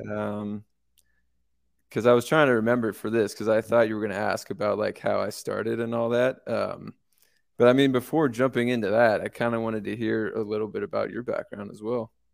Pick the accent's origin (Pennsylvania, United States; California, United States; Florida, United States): California, United States; moved away as an adult; also born or lived in San Luis Obispo, California; now in Denver, United States; I'm actually from California